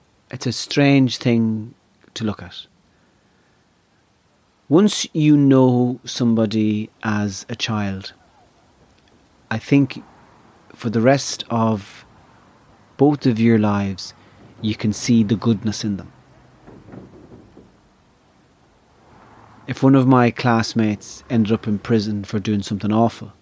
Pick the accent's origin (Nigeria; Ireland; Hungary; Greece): Ireland; I belong to the tribe of Irishness